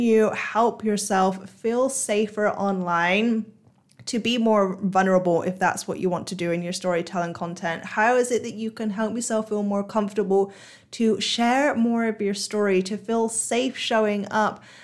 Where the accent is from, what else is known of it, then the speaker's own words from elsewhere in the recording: United Kingdom; now in Singapore; I live in Singapore now, um, and I'm a Brit